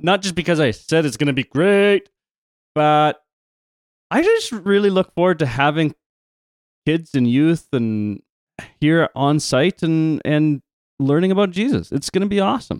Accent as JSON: {"language": "English", "country": "Canada", "accent": "Canadian", "said": "my Canadian accent"}